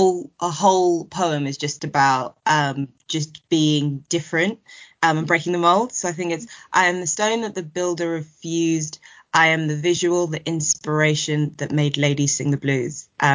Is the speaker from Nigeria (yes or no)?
yes; Nigeria; Jollof rice, because I am a Nigerian, and who doesn't love jollof rice?